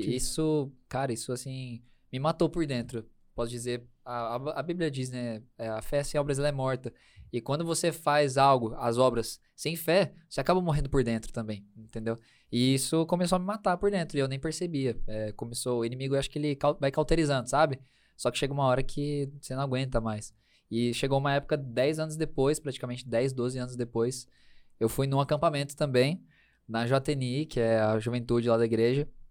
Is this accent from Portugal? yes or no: no; Campinas, São Paulo, Brazil; sou de Campinas, interior de São Paulo